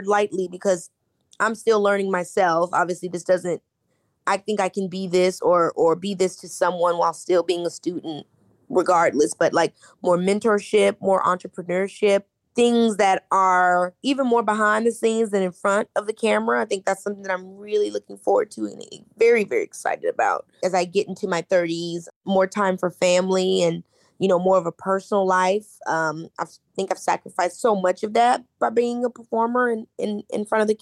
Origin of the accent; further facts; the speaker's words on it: Midwest, United States; we're from the Midwest. We didn't come from a lot. I grew up in a very loving home